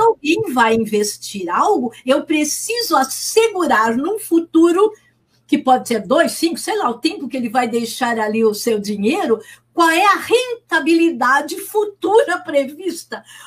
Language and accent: Portuguese; Santos, São Paulo, Brazil; eu moro aqui e nasci em Santos